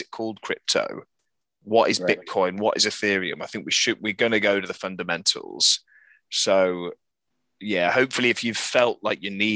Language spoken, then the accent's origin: English; Birmingham, West Midlands, United Kingdom; now in Bristol, United Kingdom; I'm from Birmingham as well, where Mike and I met. I now live in Bristol